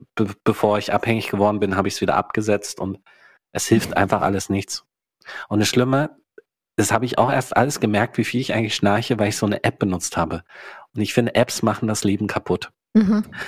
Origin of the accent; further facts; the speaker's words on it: East Germany, Germany; also born or lived in Hannover; now in Berlin, Germany; Ich bin ja unglaublich in der DDR groß geworden. Mein ganzer Background ist DDR